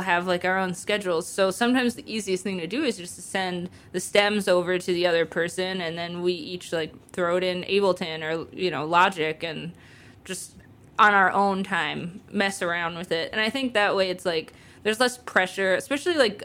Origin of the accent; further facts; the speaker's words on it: Ohio, United States; moved away as an adult; also born or lived in Athens, Ohio; now in Chicago, United States; I live in Chicago currently. I'm originally from Ohio.